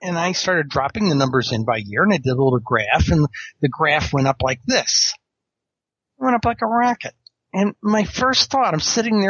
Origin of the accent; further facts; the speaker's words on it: New York, United States; I was reading these interesting accounts, particularly in my home state of New York.